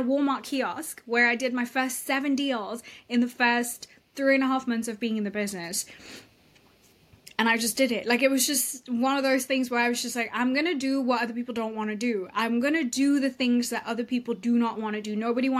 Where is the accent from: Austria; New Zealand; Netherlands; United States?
Austria; moved away; also born or lived in United Kingdom; And I grew up in Europe. I grew up in Austria, between Austria and Europe, like in the UK.